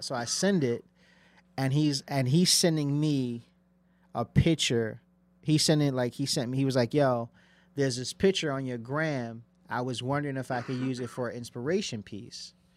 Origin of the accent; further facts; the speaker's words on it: Passaic, New Jersey, United States; where I'm from, I'm from Passaic, New Jersey.